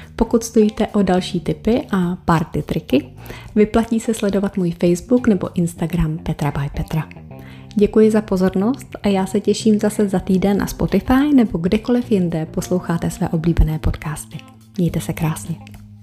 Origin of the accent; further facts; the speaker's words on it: Czechia; u nás v Čechách